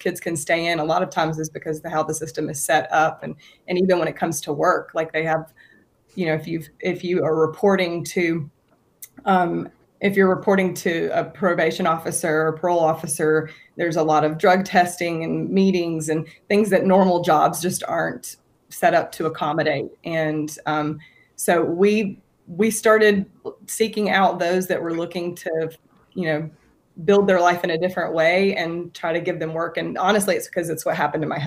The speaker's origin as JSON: {"language": "English", "town": "Opelika", "region": "Alabama", "country": "United States", "tie": "born or raised there", "moved": "as an adult", "said": "I was raised here in Alabama"}